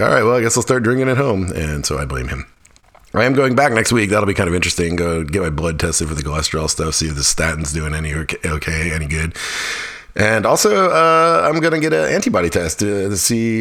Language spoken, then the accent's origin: English; Fairbanks, Alaska, United States; now in North Carolina, United States; Fairbanks, my hometown